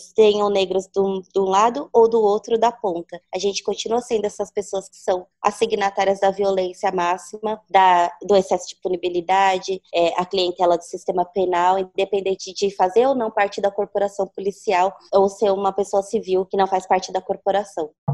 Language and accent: Portuguese; São Paulo, Brazil; E eu fui criada na Coab 1, que é a zona leste de São Paulo, a primeira Coab construída.